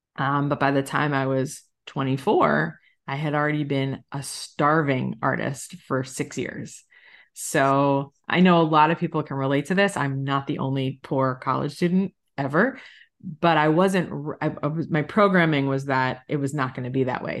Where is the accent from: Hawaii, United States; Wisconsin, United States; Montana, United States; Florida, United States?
Florida, United States; South; moved away; also born or lived in Long Island, New York; I was born in New York, like most Jews, and I grew up in South Florida